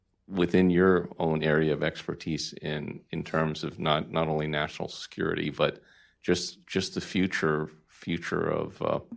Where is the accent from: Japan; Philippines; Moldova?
Philippines; now in Arizona, United States; Augustus, Arizona, Filipino by birth, American by choice. Family and extended family has been in this town since 1955.